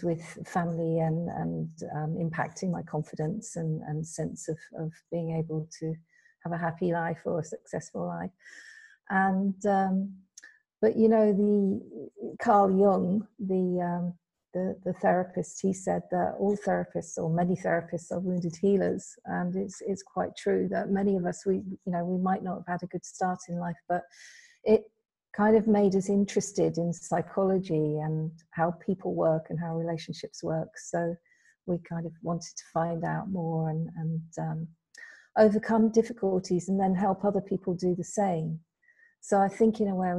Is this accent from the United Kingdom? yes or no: yes; United Kingdom; moved away as an adult; now in Spain; Yes, so originally I'm from the UK. I was brought up in the UK.